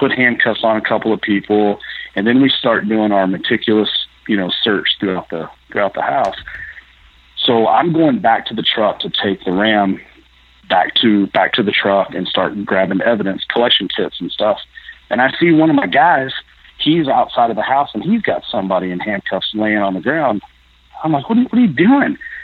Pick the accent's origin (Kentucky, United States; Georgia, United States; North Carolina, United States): Kentucky, United States; Lexington; moved away as an adult; now in Iowa, United States; Where I grew up in Lexington, Jesmond County area